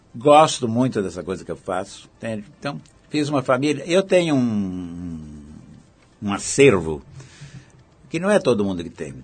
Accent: Araraquara, São Paulo, Brazil; moved away; a Araraquara, onde eu nasci

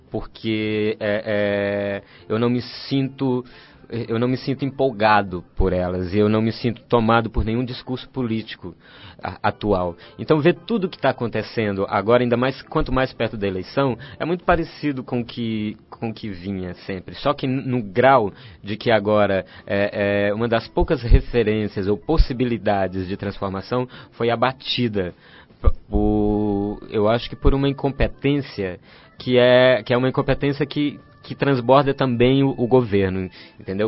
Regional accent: Fortaleza, Ceará, Brazil; moved away as an adult; now in São Paulo, Brazil; Eu venho da periferia de Fortaleza, de um bairro chamado Conjunto Esperança. Sou filho de uma costureira e de um caminhoneiro

